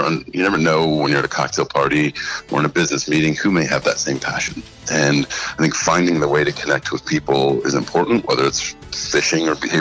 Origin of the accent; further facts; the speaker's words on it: Bowling Green, Ohio, United States; Being from Bowling Green